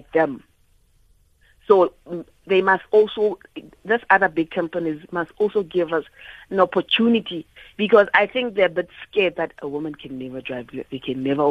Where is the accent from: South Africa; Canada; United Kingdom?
South Africa; Soshanguve, Gauteng; I'm from Soshanguve